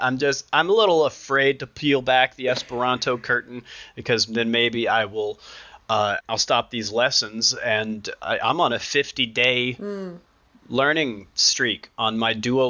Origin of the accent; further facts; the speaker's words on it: the South, United States; now in Seattle, United States; I'm from the South.